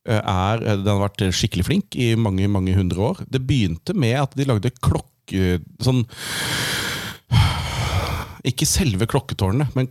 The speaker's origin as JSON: {"language": "Norwegian", "town": "Åsgreina", "region": "Akershus", "country": "Norway", "said": "Nei, Åsgreina, da."}